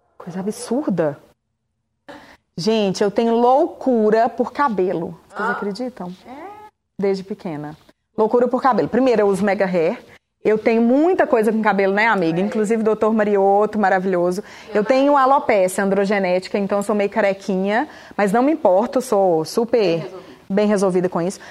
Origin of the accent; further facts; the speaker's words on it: Montes Claros, Minas Gerais, Brazil; Em Montes Claros, que é de onde eu sou